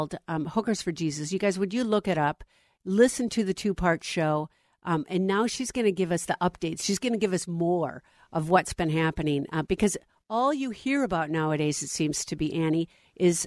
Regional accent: Minnesota, United States; I am now back in my home state of Minnesota

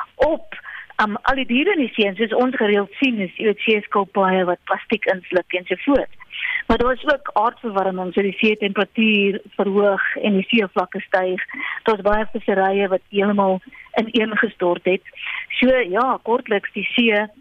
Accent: South Africa; ons as Suid-Afrikaners

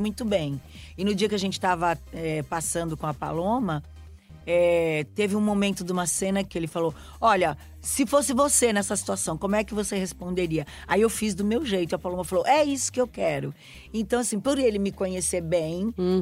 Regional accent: São Paulo, Brazil; eu que fui criada ali em São Paulo

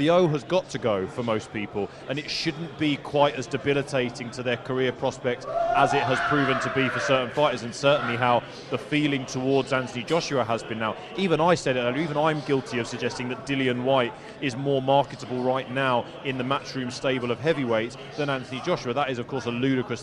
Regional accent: England, United Kingdom; now in Dubai, United Arab Emirates; I'm British, I grew up in England

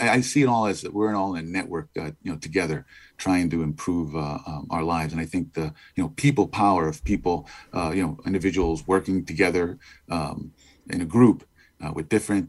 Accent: New Haven, Connecticut, United States; I grew up in inner city New Haven, in the Hill section of New Haven. As you mentioned, I've got parents from Guatemala, Central America, and I've got cousins

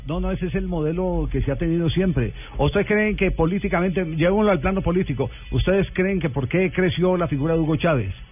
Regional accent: Manizales, Caldas, Colombia; yo soy de Manizales

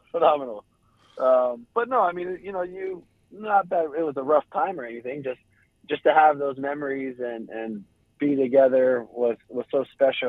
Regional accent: Hawaii, United States; when I was growing up in Hawaii.

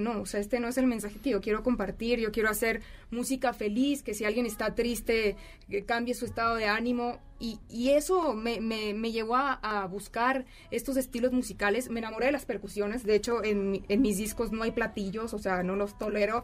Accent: Hermosillo, Sonora, Mexico; now in Mexico City, Mexico; Soy de Hermosillo, Sonora

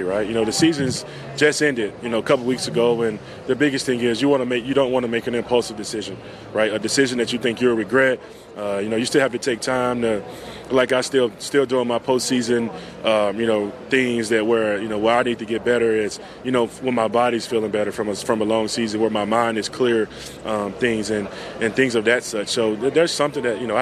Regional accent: Yazoo City, Mississippi, United States; moved away as an adult; also born or lived in Philadelphia; I'm from Yazoo City

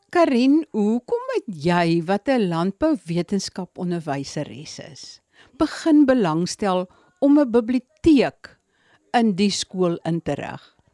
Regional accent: Eastern Cape, South Africa; waar ek vandaan kom In die Oos-Kaap is daar bitter baie spekbome

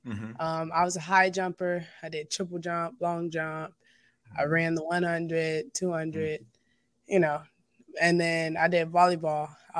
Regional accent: China, Texas, United States; I would play basketball in this other small town close by it called Nome.

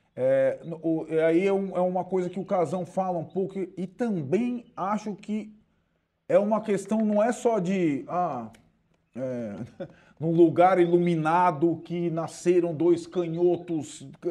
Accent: Brazil; como brasileiros

